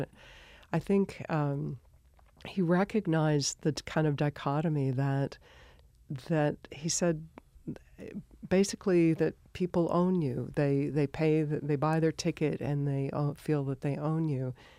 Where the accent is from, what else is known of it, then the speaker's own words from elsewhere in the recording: Colorado, United States; moved away as an adult; also born or lived in California; I grew up in Colorado